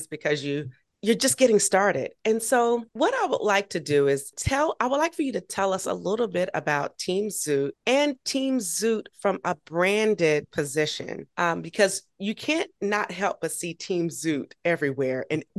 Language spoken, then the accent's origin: English; Georgia, United States; I'm from Georgia